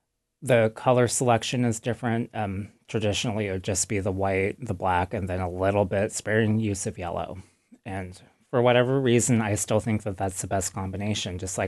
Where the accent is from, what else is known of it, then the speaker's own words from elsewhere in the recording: Wrangell, Alaska, United States; I am … from the Tiatan clan in Wrangell, Alaska.